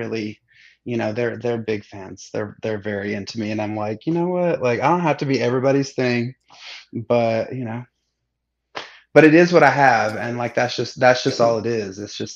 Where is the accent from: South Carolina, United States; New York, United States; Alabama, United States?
Alabama, United States; also born or lived in Seattle; now in Atlanta, United States; I grew up in Alabama